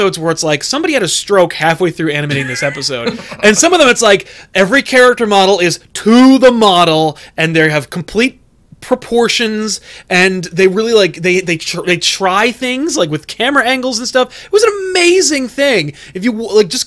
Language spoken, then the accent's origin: English; United States; As an American